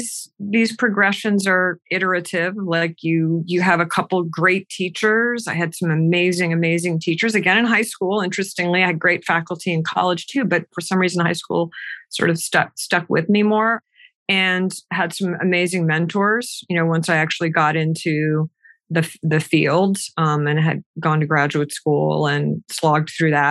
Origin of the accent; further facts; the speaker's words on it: Massachusetts, United States; Outside of Boston.